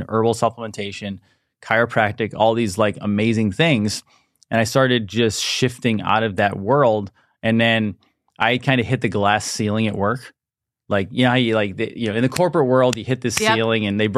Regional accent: upstate New York, United States; I'm from upstate, small town New York

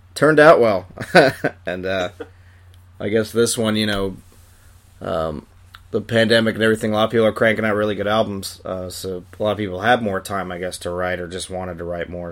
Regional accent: Long Island, New York, United States; I'm from Long Island myself

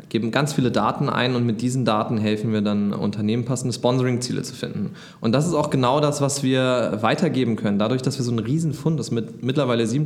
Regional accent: Hamburg, Germany; Und als Hamburger ist es auch schwer.

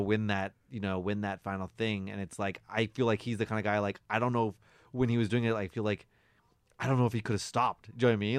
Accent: Victoria, British Columbia, Canada; moved away as an adult; now in Toronto, Canada; grew up in Victoria

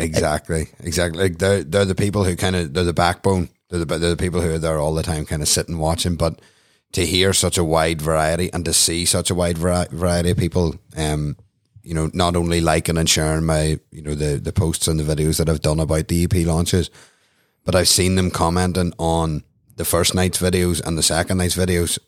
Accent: Newcastle, Northern Ireland, United Kingdom; I'm from Newcastle County Down

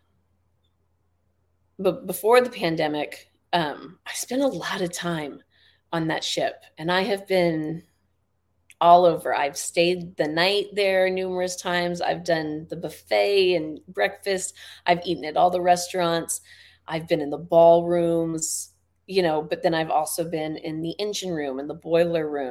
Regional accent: the Bay Area, California, United States; I grew up in the Bay, so I grew up with the Winchester Mystery House

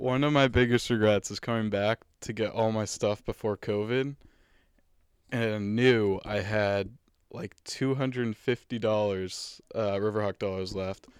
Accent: Danvers, Massachusetts, United States; moved away; North Shore. So I'm from Danvers

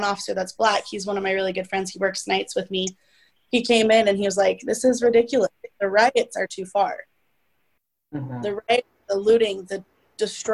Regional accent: United States; also born or lived in Idaho / Utah; I grew up in Idaho and Utah, okay, two predominantly white states

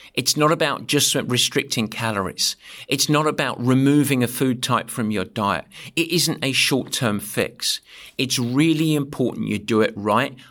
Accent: England, United Kingdom; When I swear as an Englishman, it sounds like poetry

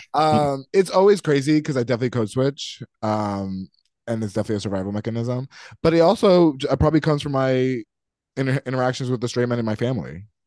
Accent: North Carolina, United States; moved away; ever since I moved out away from North Carolina

